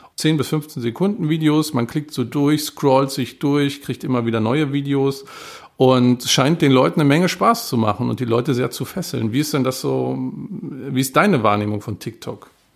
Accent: Germany; ich bin Deutscher und lerne seit vier Jahren Chinesisch

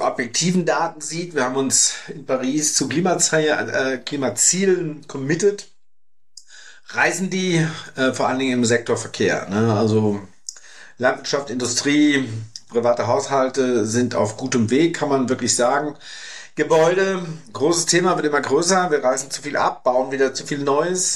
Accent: Germany; bei uns in Deutschland

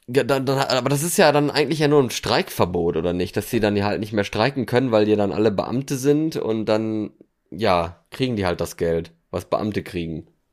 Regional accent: Germany; ich komme nicht aus Deutschland. komme ich

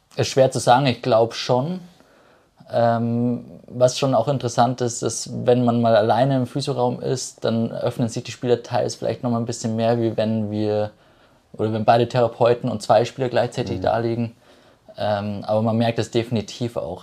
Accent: Ebersberg, Bavaria, Germany; komme aus Ebersberg

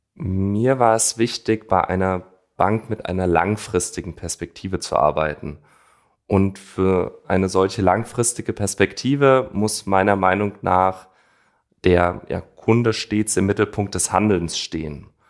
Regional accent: Frankfurt am Main, Hesse, Germany; also born or lived in East Westphalia; ich bin gebürtiger Frankfurter mit Wurzeln in der ostwestfälischen Region

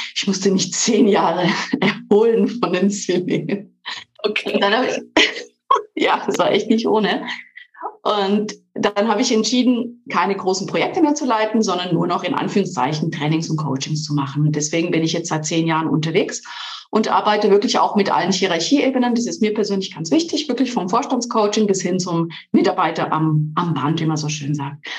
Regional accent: Switzerland; moved away as an adult; also born or lived in Ulm / Munich; Ich bin ursprünglich in der Schweiz geboren und aufgewachsen zwischen drei Kulturen, der italienischen, französischen und der Schweizer Kultur.

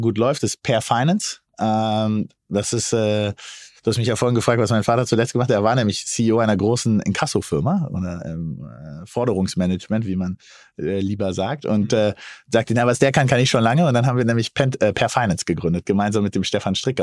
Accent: Berlin, Germany; als gebürtiger Berliner

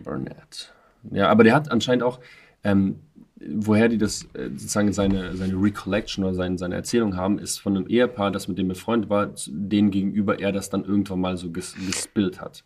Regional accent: Russia; ich bin selber Russe

